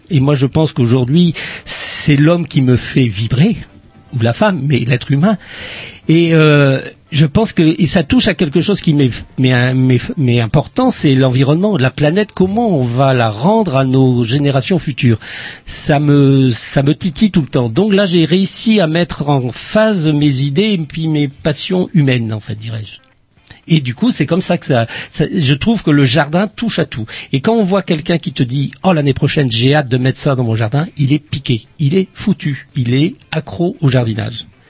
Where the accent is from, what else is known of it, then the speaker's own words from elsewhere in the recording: Plabennec, Brittany, France; accent: Plabennec; on me dit que je suis de Plabennec, j'ai l'accent de Plabennec des fois